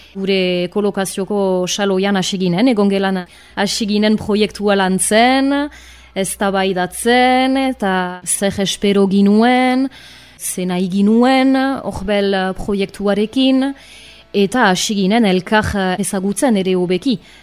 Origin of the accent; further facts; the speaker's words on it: Arbonne, Nouvelle-Aquitaine, France; also born or lived in Bayonne; Arbonakoa naiz diatoriz, bai honan sortua